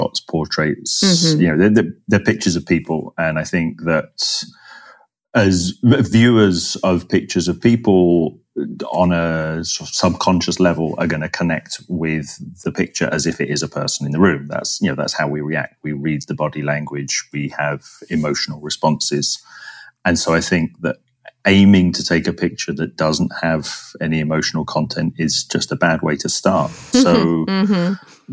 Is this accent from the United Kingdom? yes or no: yes; London, United Kingdom; moved away as an adult; also born or lived in Florence, Italy / Bangalore, India; somebody growing up in London